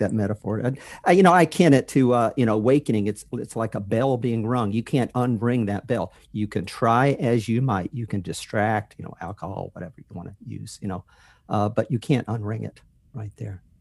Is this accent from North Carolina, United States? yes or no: yes; North Carolina, United States; moved away as an adult; That's where I grew up in North Carolina